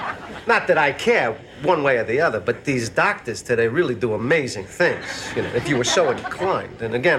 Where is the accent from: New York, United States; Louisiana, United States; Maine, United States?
New York, United States; Of course, I'm from Long Island, so...